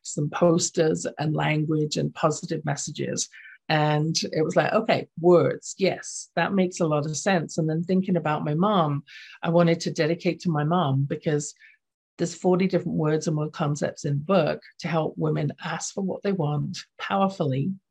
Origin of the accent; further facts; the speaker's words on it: London, United Kingdom; accent: English; now in Canada; what I saw growing up in my household, which was in London, England. You can tell from my accent, I wasn't born in Canada.